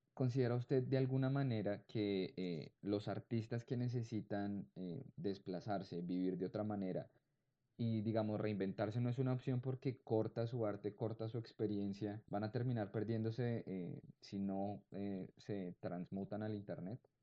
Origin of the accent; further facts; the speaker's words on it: Colombia; also born or lived in Cali; no solamente como colombianos